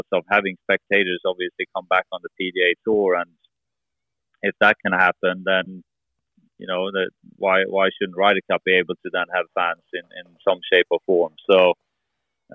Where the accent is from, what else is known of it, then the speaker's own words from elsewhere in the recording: Gothenburg, Västra Götaland, Sweden; moved away; also born or lived in Orlando, United States / near Malmö, Sweden; I was born in Gothenburg, which is still very much in the southern part